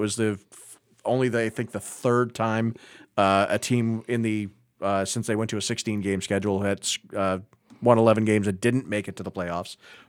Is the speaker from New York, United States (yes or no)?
no; Marlborough, Massachusetts, United States; I grew up in Marlborough.